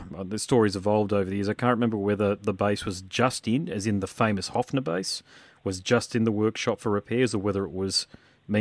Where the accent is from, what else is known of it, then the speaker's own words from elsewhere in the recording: Gold Coast, Queensland, Australia; also born or lived in Sydney; I'm from the Gold Coast, but I was in Sydney and was in the band there